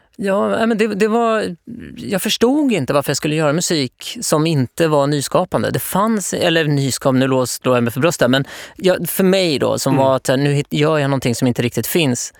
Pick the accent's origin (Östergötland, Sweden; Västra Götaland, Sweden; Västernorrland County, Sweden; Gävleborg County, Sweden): Östergötland, Sweden; Norrköping; Jag kommer från Norrköping